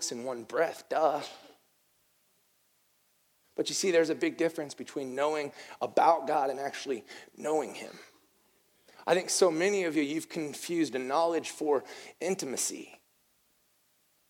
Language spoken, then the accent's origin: English; the North, United States; moved away; I'm from the North, and in the North, we have a deep sense of respect for SEC football